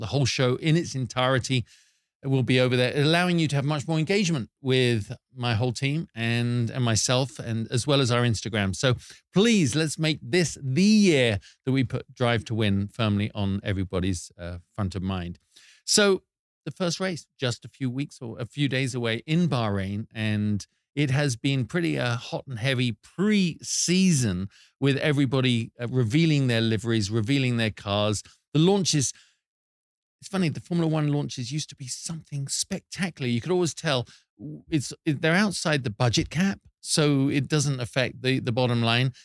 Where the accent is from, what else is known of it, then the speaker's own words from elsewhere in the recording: United Kingdom; here's something we do as British people